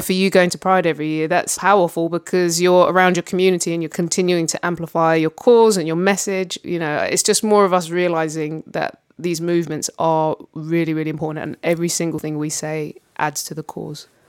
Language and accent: English; London, United Kingdom; growing up in London